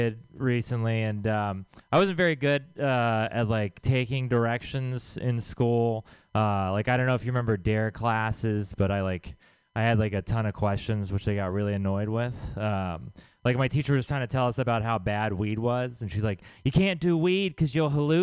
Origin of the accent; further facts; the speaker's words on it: Texas, United States; now in San Francisco, United States; I am from Texas